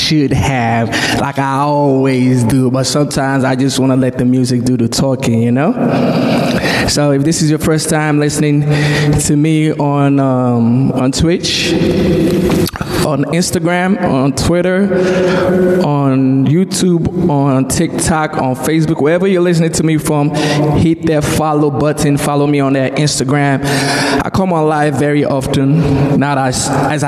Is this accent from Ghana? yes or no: no; Nigeria; moved away; growing up in Nigeria